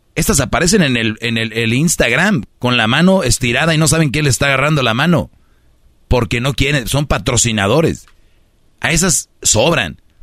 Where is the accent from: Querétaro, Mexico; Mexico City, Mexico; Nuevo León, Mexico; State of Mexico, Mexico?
Nuevo León, Mexico; Monterrey; soy de Monterrey